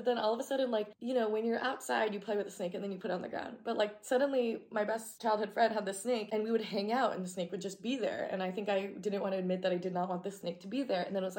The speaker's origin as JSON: {"language": "English", "region": "Oregon", "country": "United States", "tie": "born or raised there", "said": "I used to be fine with snakes, like garden snakes, like growing up in Oregon."}